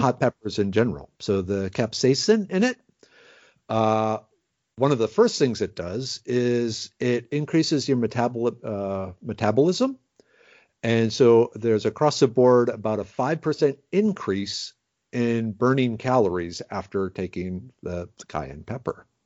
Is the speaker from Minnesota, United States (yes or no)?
yes; Minnesota, United States; now in Texas, United States; I grew up in Minnesota